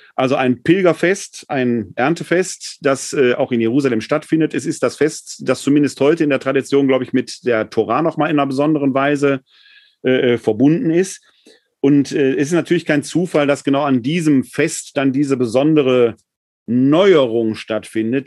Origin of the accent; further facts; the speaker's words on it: Ruhr area, North Rhine-Westphalia, Germany; ich komme mal halt aus dem Ruhrgebiet